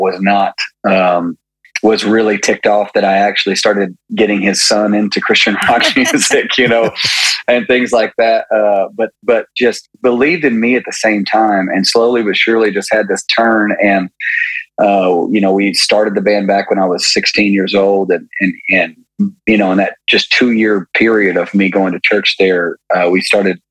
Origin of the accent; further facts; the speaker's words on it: Maryville, Tennessee, United States; I'm from I'm from Maryville, Tennessee